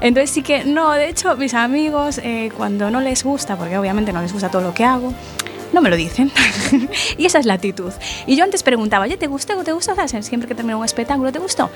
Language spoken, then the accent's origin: Spanish; Galicia, Spain; yo soy gallega